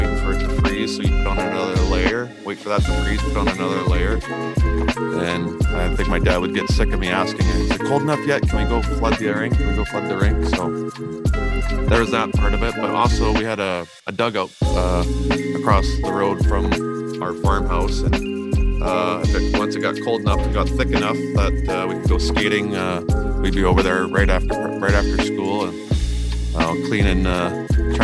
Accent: Aneroid, Saskatchewan, Canada; growing up in Anorak, Saskatchewan

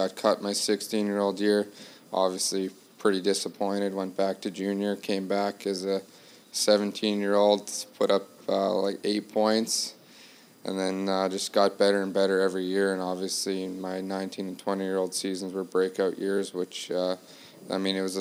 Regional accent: Saskatchewan, Canada; moved away as an adult; now in United States; I'm from Saskatchewan, so we get some pretty harsh winters at times

